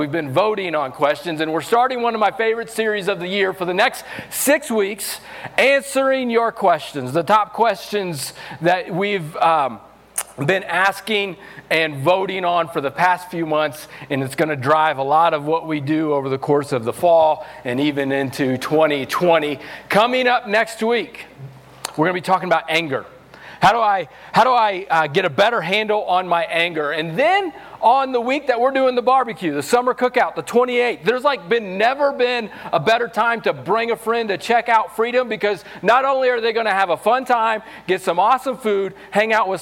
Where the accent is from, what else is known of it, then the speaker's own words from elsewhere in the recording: Missouri, United States; moved away as an adult; also born or lived in New Mexico; now in Los Alamos, United States; I'm from Missouri, so I'm country